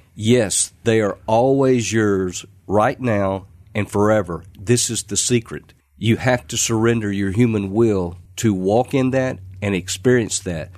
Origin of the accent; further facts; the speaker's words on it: Clarksville, Mississippi, United States; I was about six years of age. The pastor of the church, Riverside Baptist in Clarksville, Mississippi